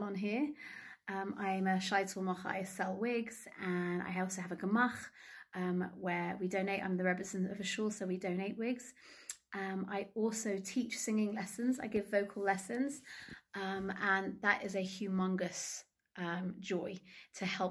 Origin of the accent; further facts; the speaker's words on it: London, United Kingdom; moved away as an adult; now in Ramat Beit Shemesh, Israel; I'm originally from London, England, but I now live in Israel.